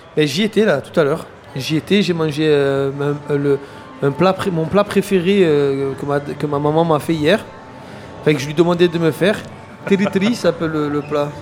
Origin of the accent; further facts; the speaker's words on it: Marseille, Provence-Alpes-Côte d'Azur, France; j'ai grandi à Fontvert